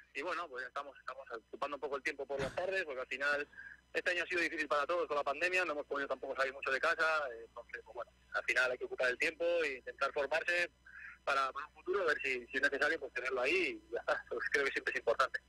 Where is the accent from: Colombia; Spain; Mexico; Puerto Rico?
Spain; Gijón, Asturias; moved away as an adult; now in Málaga, Spain; yo soy de Gijón, toda la vida he vivido a lo del mar